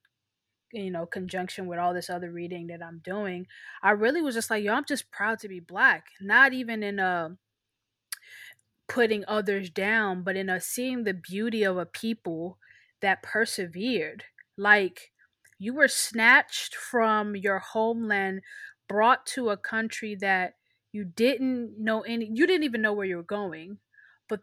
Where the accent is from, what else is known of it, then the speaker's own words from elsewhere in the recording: United States; also born or lived in Nigeria; growing up in America, I grew up under the narrative of being an immigrant